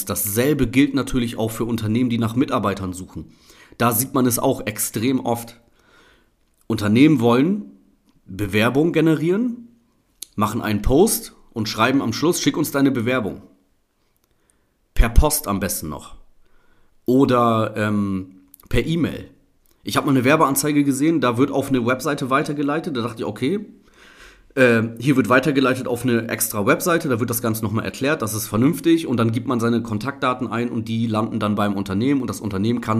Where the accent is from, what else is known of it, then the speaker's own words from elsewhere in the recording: Oldenburg, Lower Saxony, Germany; ich habe mehrere Plakate in äh, Oldenburg, meiner Heimatstadt hier, gesehen